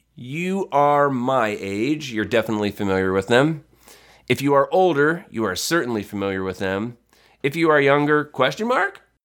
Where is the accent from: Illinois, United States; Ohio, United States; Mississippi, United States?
Ohio, United States; Northwest; we grew up in a small town in Northwest Ohio that got W G N